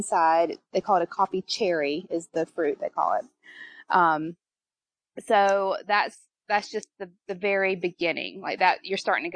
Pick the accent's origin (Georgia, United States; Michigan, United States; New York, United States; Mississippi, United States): Georgia, United States; Milledgeville; now in Charleston, United States; I'm originally from Milledgeville, Georgia, which is the home of Flannery O'Connor